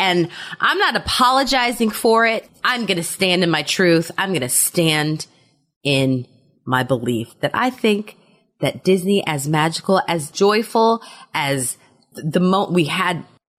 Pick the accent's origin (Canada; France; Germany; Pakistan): Germany; I did not have that because I grew up in Germany.